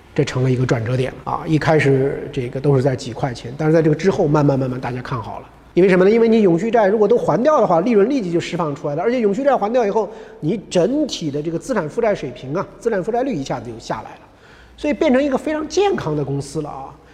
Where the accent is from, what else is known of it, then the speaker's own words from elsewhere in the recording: Henan, China; 他这个跟我还是正宗的老乡啊，这个在，啊，河南。当然我是出生在城市